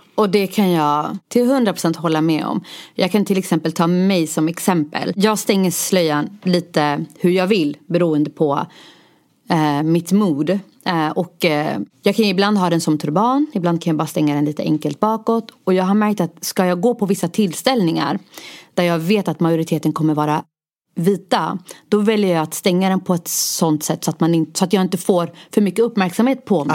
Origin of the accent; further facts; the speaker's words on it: Stockholm, Stockholm County, Sweden; also born or lived in Rinkeby; jag är född och uppvuxen i Husby, nu bor jag i Rinkeby